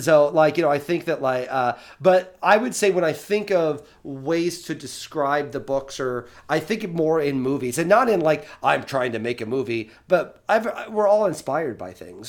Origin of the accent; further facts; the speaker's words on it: Eastern Illinois, United States; Eastern Illinois, because that's my hometown